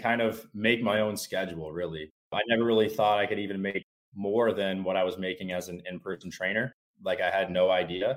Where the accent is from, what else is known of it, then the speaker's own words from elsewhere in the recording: New Brunswick, Canada; I'm from New Brunswick, Canada, smaller area